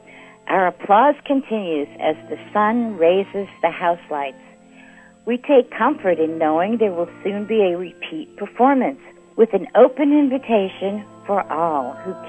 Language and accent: English; Old Town, Florida, United States; from Old Town, Florida, and this is where I live.